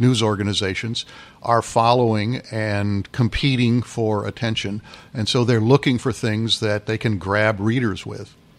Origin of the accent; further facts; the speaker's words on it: Freeport, Illinois, United States; moved away; I grew up in Freeport, home of one of the, or site of one of the Lincoln Douglas debates up in the northwest part of the state